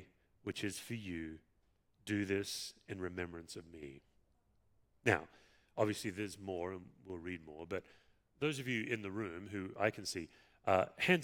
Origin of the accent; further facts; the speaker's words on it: Perth, Western Australia, Australia; moved away; Perth, my hometown